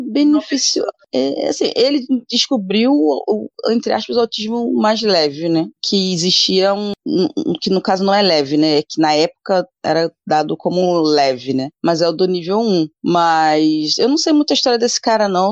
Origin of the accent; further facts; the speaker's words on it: Rio de Janeiro, Brazil; sou do Rio, Rio de Janeiro